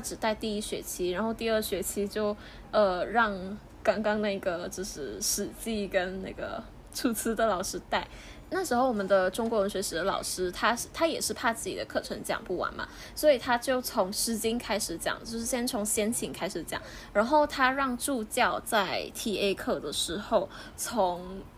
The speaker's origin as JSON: {"language": "Chinese", "country": "Malaysia", "also_born_or_lived": "Taipei", "said": "在马来西亚其实是一个有无限商机的地方啊"}